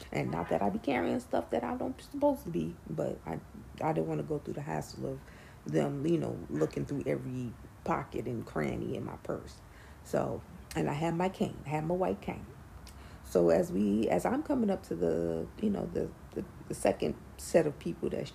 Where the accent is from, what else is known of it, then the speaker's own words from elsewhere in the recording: New York City, New York, United States; I'm a New Yorker, born and raised